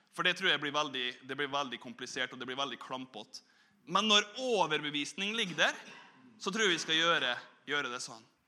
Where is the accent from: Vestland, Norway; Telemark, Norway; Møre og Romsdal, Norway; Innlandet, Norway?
Møre og Romsdal, Norway; Korvåg; moved away; also born or lived in Bergen; på Korvåg, da, der jeg vokste opp